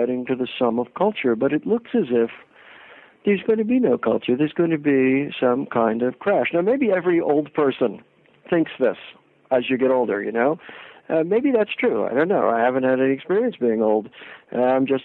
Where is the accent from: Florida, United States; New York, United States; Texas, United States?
New York, United States; suburbs of New York City, United States; moved away; I grew up in New York, in the suburbs of New York City, in the 50s and 60s